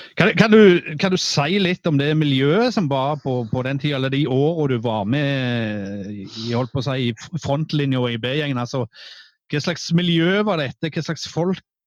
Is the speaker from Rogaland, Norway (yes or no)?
yes; Ganddal, Rogaland, Norway; Jeg kom jo fra Gandal opprinnelig